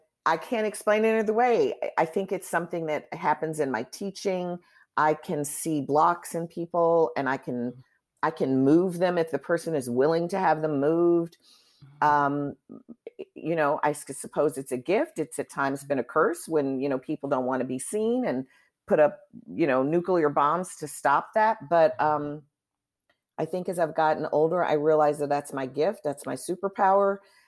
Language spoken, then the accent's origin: English; Chicago, Illinois, United States; now in New York, United States; I'm from Chicago. I've watched All My Children from the first episode, grew up watching All My Children.